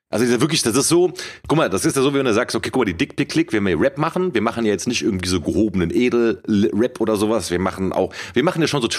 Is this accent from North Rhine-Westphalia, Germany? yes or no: yes; Cologne, North Rhine-Westphalia, Germany; Mann, ich bin Kölner, ich bin im, äh, in der Kölner Südstadt aufgewachsen, das ist das Epizentrum des Straßenkarnevals.